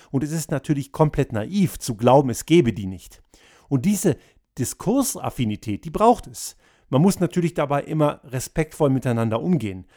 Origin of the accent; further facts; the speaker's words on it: Austria; bei uns in Österreich